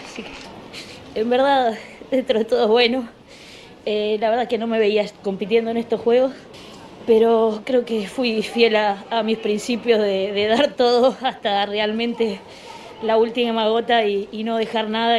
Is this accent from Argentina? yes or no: yes; Argentina; como argentina